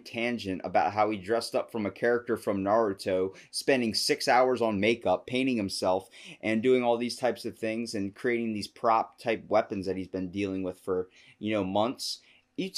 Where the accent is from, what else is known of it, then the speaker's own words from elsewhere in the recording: Maryland, United States; I'm from Maryland